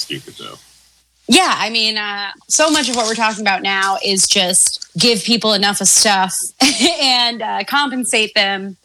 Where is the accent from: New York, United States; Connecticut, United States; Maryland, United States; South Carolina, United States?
Maryland, United States; my home state of Maryland